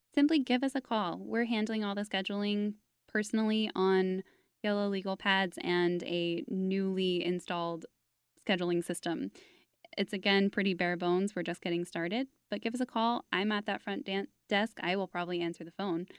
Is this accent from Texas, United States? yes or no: yes; Fort Worth, Texas, United States; I grew up in Fort Worth